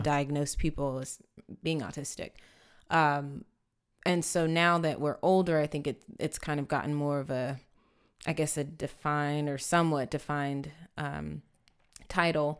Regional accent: San Antonio, Texas, United States; I grew up here in San Antonio

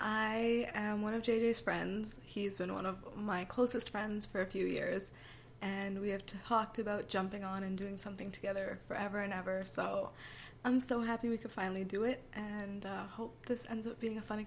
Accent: India; But I almost never offer up right away that I'm from India.

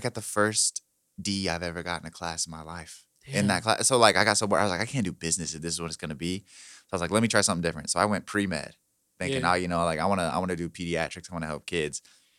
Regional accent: Indianapolis, Indiana, United States; I was born on the South Side at Community South Hospital. So nice. I'm like born and bred Indianapolis.

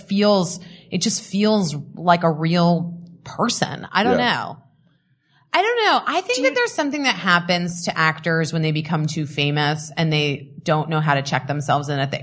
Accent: Scottsdale, Arizona, United States; I grew up in Scottsdale. I went to Cochise Elementary School

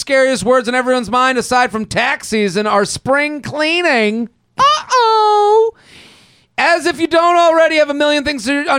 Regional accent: Massachusetts, United States; So I grew up outside of Boston.

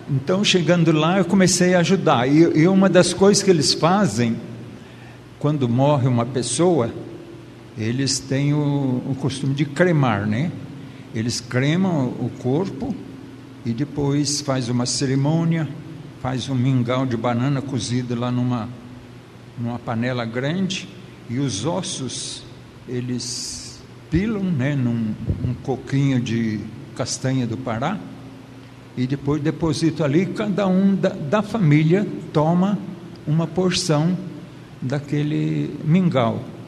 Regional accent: southern Minas Gerais, Brazil; moved away; eu sou mineiro do sul de Minas

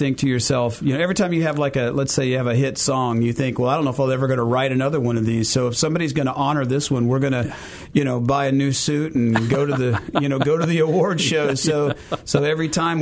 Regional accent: Fort Smith, Arkansas, United States; moved away as an adult; also born or lived in Jonesboro, Arkansas; now in Memphis, United States; I came from Fort Smith, Arkansas. That's where I grew up, did the bulk of my growing up, sixth grade all the way through high school

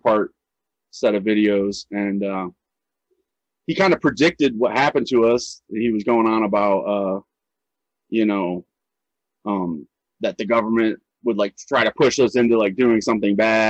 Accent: Ohio, United States; also born or lived in Seattle, Washington; I'm from Ohio. I moved to Seattle for a year, came back.

